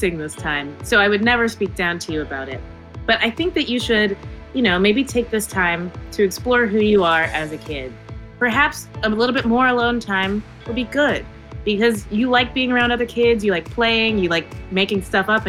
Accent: across the river from Cincinnati, Northern Kentucky, United States; in Cincinnati, Ohio, which is my hometown. I guess it's like my home city. I'm from across the river in Kentucky

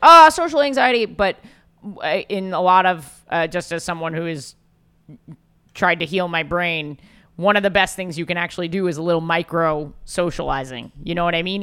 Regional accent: New York City, New York, United States; As a New Yorker

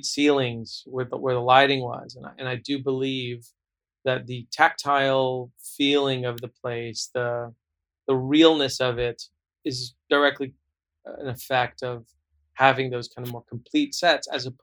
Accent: Southern California, United States; I grew up in Southern California

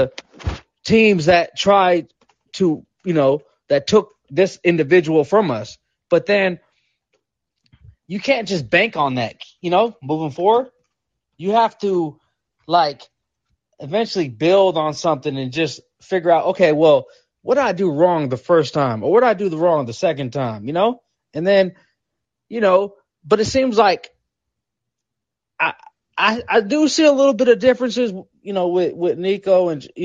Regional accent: Seattle, Washington, United States; I'm from Seattle

